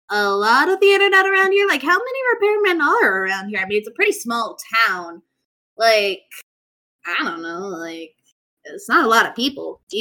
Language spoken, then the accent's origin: English; West Virginia, United States; Yeah, no, we're from West Virginia. Dad had to move for work.